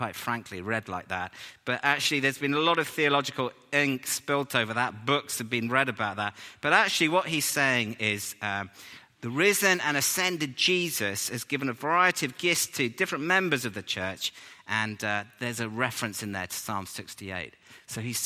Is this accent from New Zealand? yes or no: no; England, United Kingdom; we're English